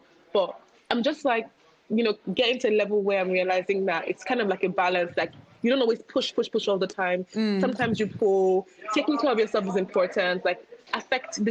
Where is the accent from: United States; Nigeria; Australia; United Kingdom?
Nigeria; as a Nigerian